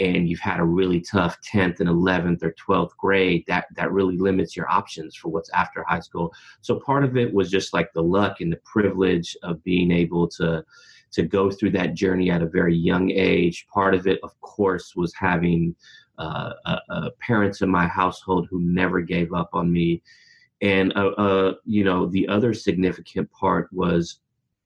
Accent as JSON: {"language": "English", "town": "Berkeley", "region": "California", "country": "United States", "tie": "born or raised there", "lives_now": "Oakland, United States", "said": "Born and raised in Berkeley, California, and I've been in Oakland, California, right next door for the better part of my adult life"}